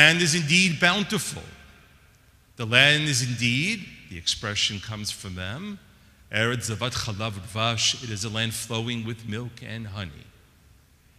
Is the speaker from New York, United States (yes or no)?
yes; New York, United States; moved away; I'm originally from New York, and growing up in New York, I was born in 1966